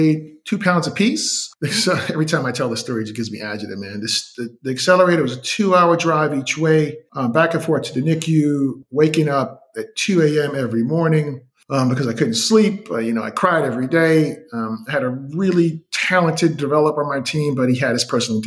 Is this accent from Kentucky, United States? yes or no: no; New York City, New York, United States; moved away as an adult; also born or lived in Northeast Wisconsin; I'm from Brooklyn, New York. And at the time, I was living in Northeast Wisconsin